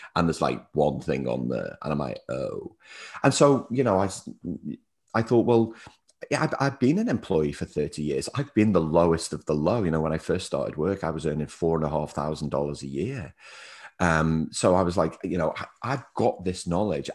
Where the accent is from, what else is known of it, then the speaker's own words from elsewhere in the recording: Liverpool, North West England, United Kingdom; also born or lived in New Zealand; now in Melbourne, Australia; I'm originally from Liverpool in the U K, uh, but I spent six years in New Zealand and now live in Melbourne, Australia